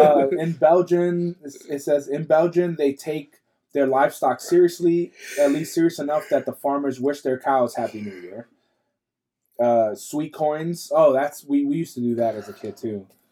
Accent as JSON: {"language": "English", "country": "Ireland", "said": "I'm Irish."}